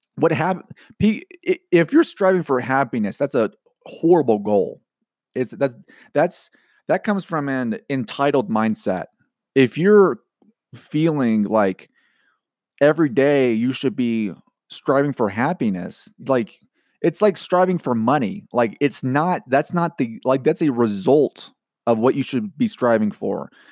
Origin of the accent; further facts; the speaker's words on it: Georgia, United States; moved away; growing up in Georgia